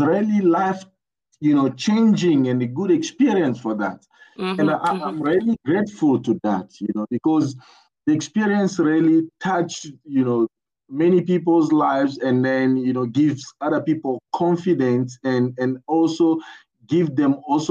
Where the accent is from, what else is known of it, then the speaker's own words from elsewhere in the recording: Kinshasa, DR Congo; English is a second language; moved away as an adult; also born or lived in Limpopo, South Africa; now in South Africa; I was born in Kinshasa. I think I grew up also there. I spent, 20 years, of my life in Kinshasa